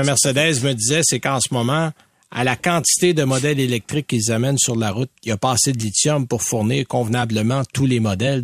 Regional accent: Saint-Timothée, Quebec, Canada; C'est chez nous. Moi, je viens de Saint-Timothée

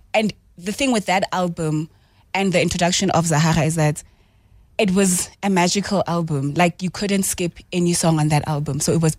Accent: East Rand, Daveyton, Gauteng, South Africa; I'm from the East Rand, I'm from Davidson, so it's the hood.

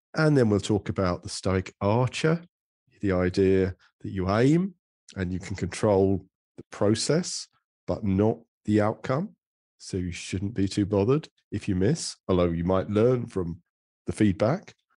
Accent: England, United Kingdom; I'm an English man of a sort of certain middle age

